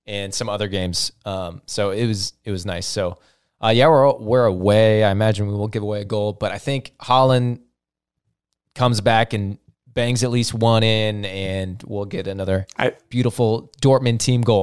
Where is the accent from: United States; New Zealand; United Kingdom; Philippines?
United States; St. Louis, Missouri; we're from St. Louis